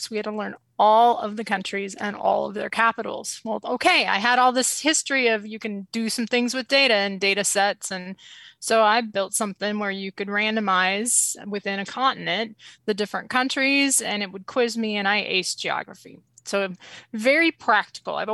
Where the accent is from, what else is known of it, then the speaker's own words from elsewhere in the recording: Marquette, Michigan, United States; born there; I was born in Marquette, Michigan, which is where all the snow falls in the US.